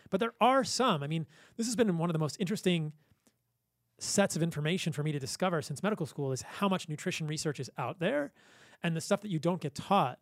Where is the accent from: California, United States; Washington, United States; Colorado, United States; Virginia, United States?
Virginia, United States; I grew up in Virginia.